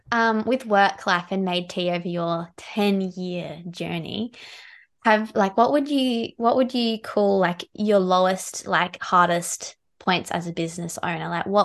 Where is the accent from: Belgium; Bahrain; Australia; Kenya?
Australia; South Australia; I'm from South Australia